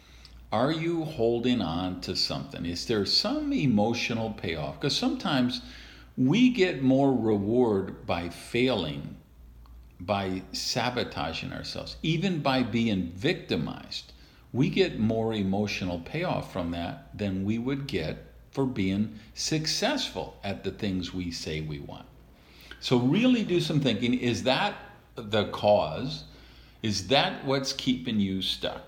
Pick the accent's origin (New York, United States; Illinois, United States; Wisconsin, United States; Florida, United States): Wisconsin, United States; Madison; I was raised in Madison, Wisconsin